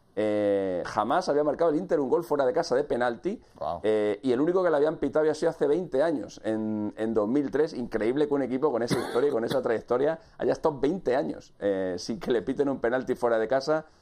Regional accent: Spain; en, nuestro país, en mi país

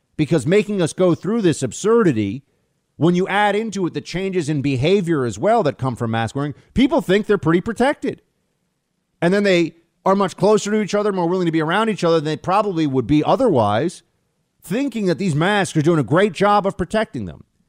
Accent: United States; I'm also an American

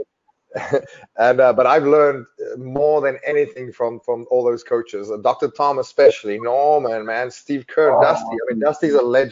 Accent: South Africa; growing up in South Africa

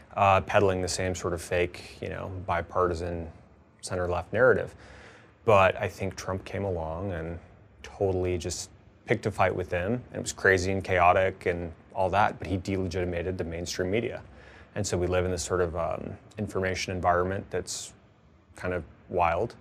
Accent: Tucson, Arizona, United States; my hometown congressman in Tucson, when I was growing up

